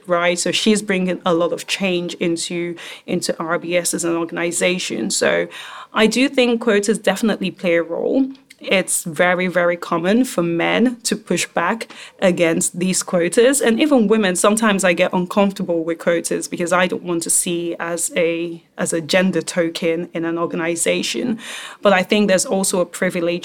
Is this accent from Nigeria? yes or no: yes; Nigeria; I am African, right? I'm Nigerian